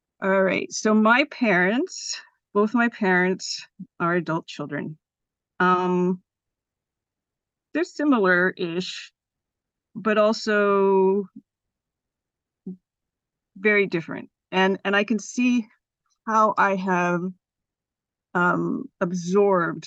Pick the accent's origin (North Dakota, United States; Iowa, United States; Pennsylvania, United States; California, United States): California, United States; Los Gatos; also born or lived in San Francisco; I was born here in San Francisco, but I grew up in the South Bay in Los Gatos